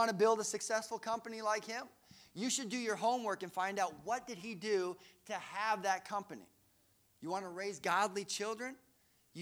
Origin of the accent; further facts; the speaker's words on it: Colorado, United States; we grew up in Colorado